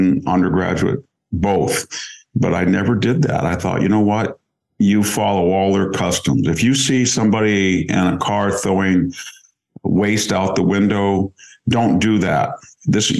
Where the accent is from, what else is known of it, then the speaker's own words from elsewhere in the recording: United States; also born or lived in Greece; as an American